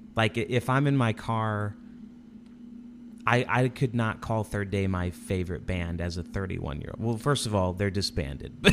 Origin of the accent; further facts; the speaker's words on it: Indianapolis, Indiana, United States; also born or lived in Chicago area; I grew up in Indianapolis